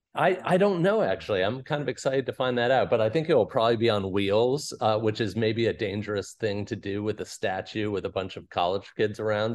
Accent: Fort Washington, Maryland, United States; I grew up in Fort Washington, Maryland

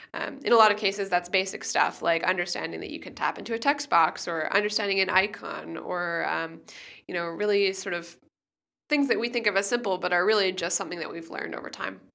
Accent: Canada; also born or lived in United States; now in Germany; I live in Germany, I'm from Canada, and, and I spend a lot of time in the U S

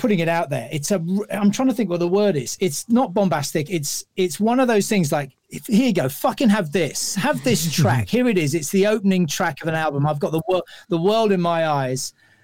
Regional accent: London, United Kingdom; being a Londoner

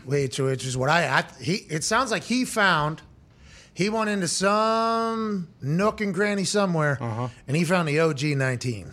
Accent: Plum, Pennsylvania, United States; I'm from Plum

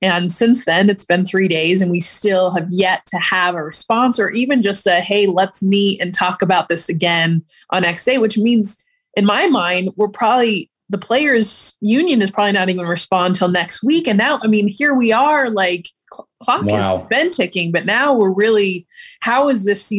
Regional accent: Los Angeles, California, United States; my hometown is LA.

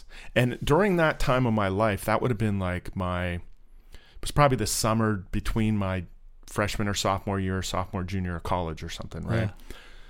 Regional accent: Sweetwater, Florida, United States; moved away; grew up in Sweetwater.

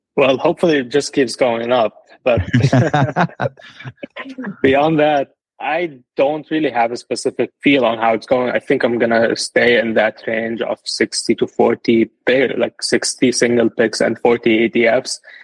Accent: Lebanon; moved away as an adult; now in United States; I'm originally from Lebanon. I moved to the US in 2019.

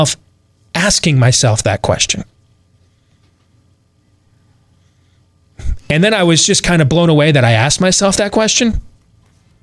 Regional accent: Michigan, United States; now in Iowa, United States; I'm wearing a Michigan Big Ten championship shirt today because I grew up there and I'm a Michigan fan

